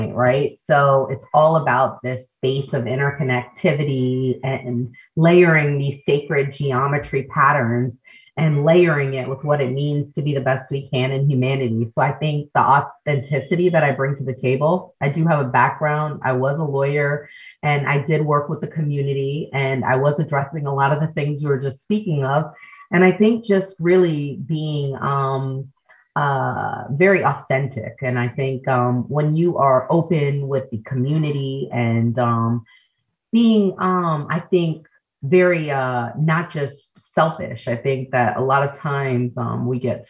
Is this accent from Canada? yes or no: no; New York City, New York, United States; also born or lived in Jamaica (ancestry); we're first generation Americans, as Jamaican, born in the Bronx.